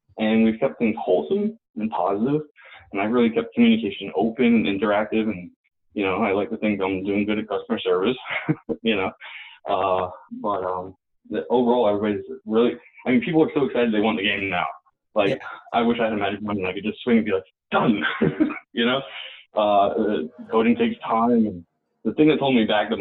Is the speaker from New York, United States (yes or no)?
yes; New York, United States; I'm a New Yorker